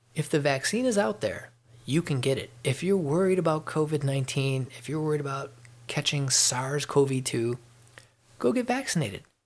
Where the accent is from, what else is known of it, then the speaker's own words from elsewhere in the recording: Chicago, Illinois, United States; moved away as an adult; now in Georgia, United States; I'm from Chicago, and I, you know I keep paying attention to the news in Chicago. So I read the Chicago Tribune and I watch uh, things that come across the regular news uh, for my hometown area because I, you know, I grew up there